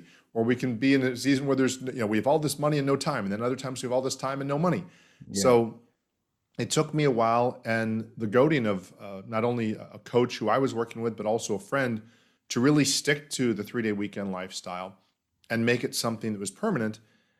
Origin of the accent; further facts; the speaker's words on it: Florida, United States; I grew up in Florida, in the United States, and have enjoyed that.